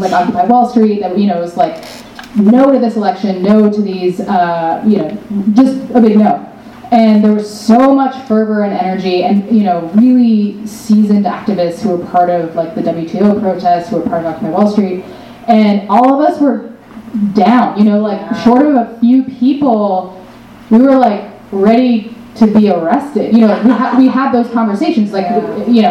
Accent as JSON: {"language": "English", "region": "North Carolina", "country": "United States", "tie": "born or raised there", "said": "I grew up in the South"}